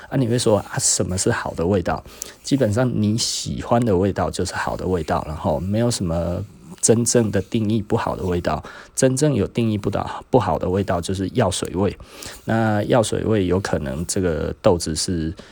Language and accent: Chinese; Taiwan; 我是台湾的第十个